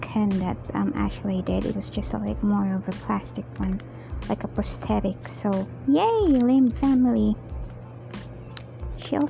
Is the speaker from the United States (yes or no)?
no; Philippines; I'm Filipino, so anyone there who wants to learn Tagalog, I could really teach you